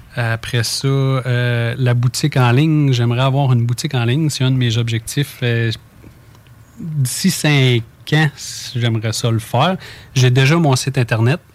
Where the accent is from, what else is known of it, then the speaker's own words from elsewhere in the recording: Saint-Gervais, Quebec, Canada; moi, je suis natif de Saint-Gervais